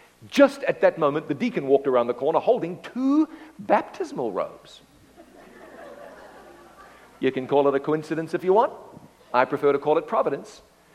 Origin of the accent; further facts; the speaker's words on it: Ngaruawahia, Waikato, New Zealand; I'm calling from my hometown. It's called Ngarawawahia. I'm calling from Ngarawawahia.